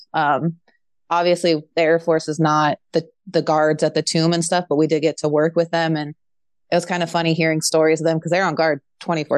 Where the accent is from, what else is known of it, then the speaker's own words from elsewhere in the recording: Bay Area, Northern California, United States; moved away as an adult; also born or lived in Fresno, California; now in Moline, United States; I'm originally from the Bay Area in California, Northern California